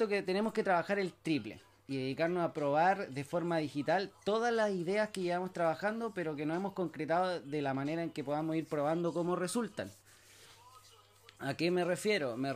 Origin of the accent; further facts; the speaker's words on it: Chile; soy de Chile